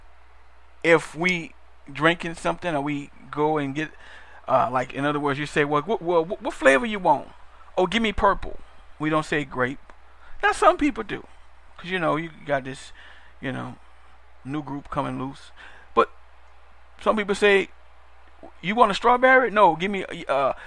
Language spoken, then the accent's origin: English; New Orleans, Louisiana, United States; I'm from New Orleans, Louisiana, and our culture is a little different